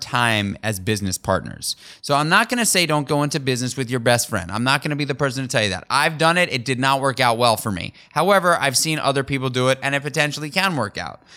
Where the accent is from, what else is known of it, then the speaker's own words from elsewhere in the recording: New York City, New York, United States; Daniel and I grew up together in New York City on the Upper East Side